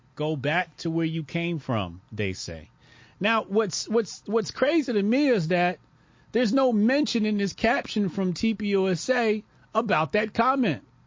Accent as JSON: {"language": "English", "region": "New Jersey", "country": "United States", "tie": "born or raised there", "said": "This is New Jersey. This is my home state."}